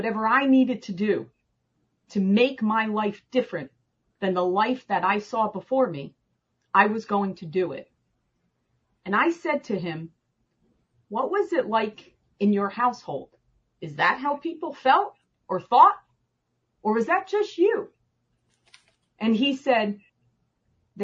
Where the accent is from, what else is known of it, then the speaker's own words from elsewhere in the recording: Parsippany, New Jersey, United States; moved away as an adult; now in Arizona, United States; I grew up in New Jersey